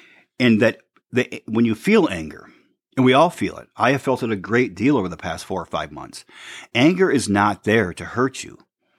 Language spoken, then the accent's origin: English; Michigan, United States; the store in Sandy's, Michigan, my hometown on State Street